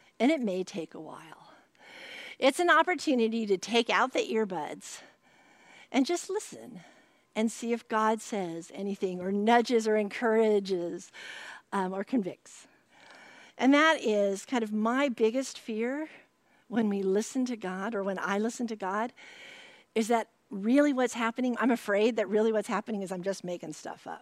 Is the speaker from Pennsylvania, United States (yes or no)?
no; California, United States; I'm a Californian